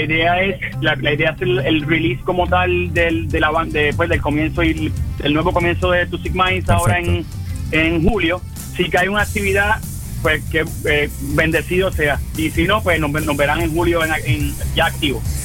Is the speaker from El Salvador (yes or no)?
no; western Puerto Rico, Puerto Rico; Somos, del área oeste de, Puerto Rico.